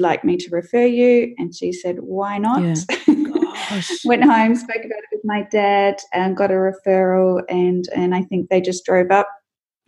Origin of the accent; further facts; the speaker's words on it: Melbourne, from the country in Victoria in Latrobe, Australia; I was born in Melbourne in Victoria in 1980.